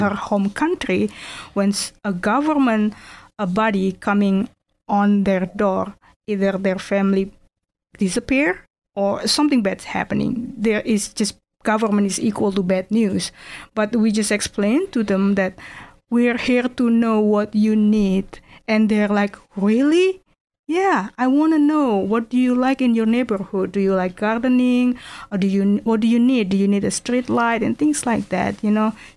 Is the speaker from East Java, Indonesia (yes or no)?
no; Jakarta, Indonesia; English is a second language; moved away as an adult; now in Erie, United States; I'm from Jakarta, Indonesia